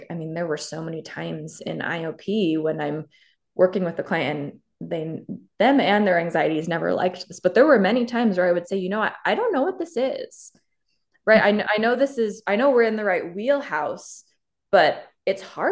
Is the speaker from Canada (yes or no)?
yes; Canada; moved away; I'm originally from Canada